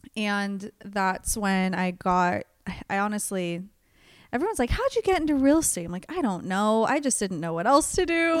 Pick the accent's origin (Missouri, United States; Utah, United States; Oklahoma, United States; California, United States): California, United States; Antioch; also born or lived in Sacramento, California / Chico, California; I was born in Sacramento, but moved to Antioch, California, which is East Bay area